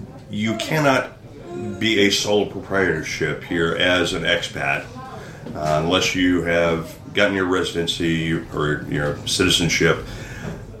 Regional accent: Houston, Texas, United States; moved away as an adult; also born or lived in Philadelphia, Pennsylvania / Boise, Idaho; now in Roatan, Honduras; I grew up in Houston

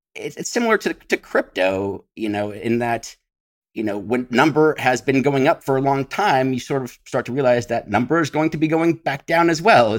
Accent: San Francisco Bay Area, California, United States; moved away as an adult; I grew up in the San Francisco, uh, Bay Area, about twenty-five miles east of San Francisco

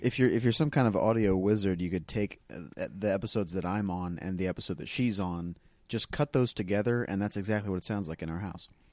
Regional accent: North Carolina, United States; moved away as an adult; also born or lived in Dayton, Tennessee; now in Los Angeles, United States; I grew up in North Carolina

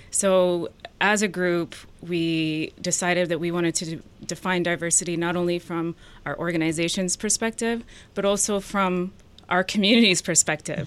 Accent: New Hampshire and Vermont, United States; also born or lived in Ethiopia; grew up in small towns in New Hampshire and Vermont

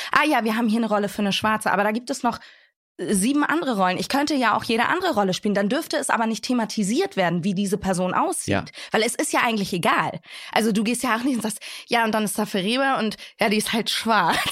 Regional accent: Hamburg, Germany; ich bin aber Deutsche, ich bin hier geboren, ich bin hier groß geworden

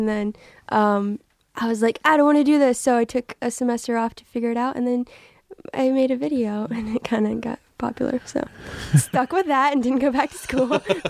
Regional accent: Texas, United States; So, I'm from Texas.

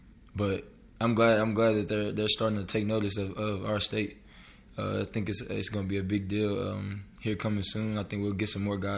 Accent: Murfreesboro, Tennessee, United States; moved away as an adult; now in Oklahoma, United States; So I'm originally from West Tennessee, and he's from Mississippi. And when I was about 9, 10, I moved to Murfreesboro, which is in Middle Tennessee

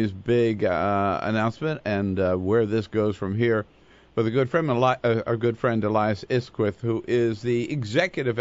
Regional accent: California, United States; as a Californian

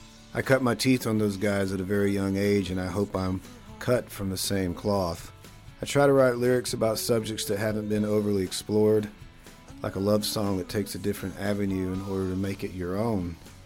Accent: Cedartown, Georgia, United States; The other … and I grew up in Cedartown, Georgia, and we started making music together at around age 11 or 12. My mother played piano and sang in the Baptist choir that we grew up in.

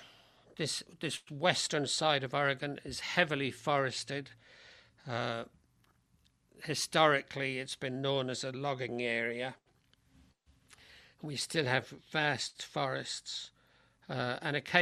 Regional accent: London, United Kingdom; now in United States; these people that I knew growing up in London, let people know that I learned this in London

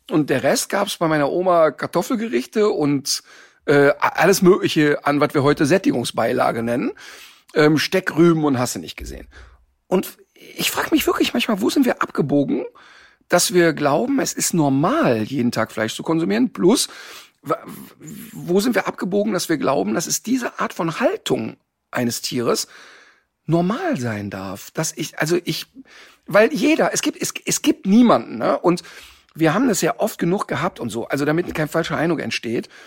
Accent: North Rhine-Westphalia, Germany; Ich komme aus dem Ruhrpott und da ist, ich bin quasi, die erste feste Nahrung war Currywurst.

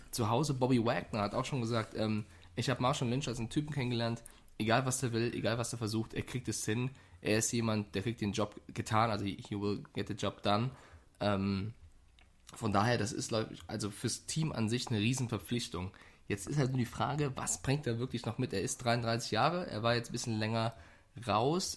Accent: Frankfurt, Hesse, Germany; ich komme ja aus Frankfurt

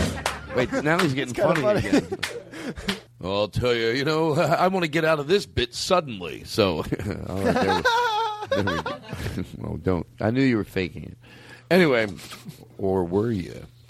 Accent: Florida, United States; So anyway, I grew up in Florida.

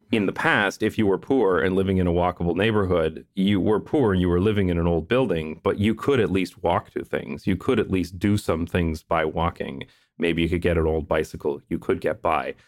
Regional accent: London, Ontario, Canada; my hometown. I am from London, Ontario, Canada

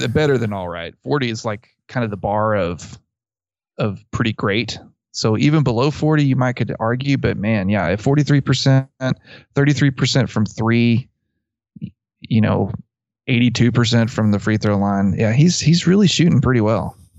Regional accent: Abilene, Texas, United States; I grew up near Abilene, and there's a little town south of Abilene called Buffalo Gap

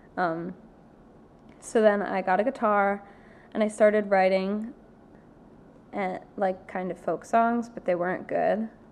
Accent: New Jersey, United States; now in New York, United States; I grew up in New Jersey.

